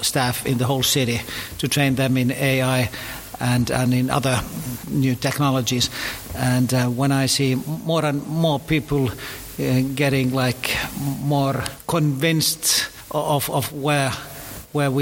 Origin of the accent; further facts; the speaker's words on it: Finland; I'm coming from Finland, which is the promised country of engineers